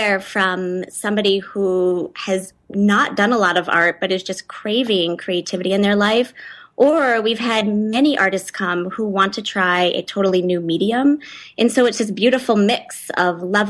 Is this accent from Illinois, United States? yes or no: no; San Diego, California, United States; moved away as an adult; also born or lived in Chicago; now in Boulder, United States; I grew up in San Diego